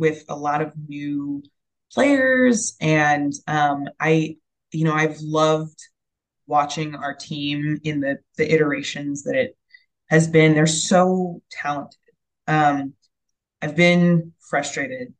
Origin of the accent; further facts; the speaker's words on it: California, United States; moved away as an adult; also born or lived in Chicago / Boston / Bay Area; I grew up in California, but after college I moved to Chicago, and then I moved to Boston, and now I'm in the Bay Area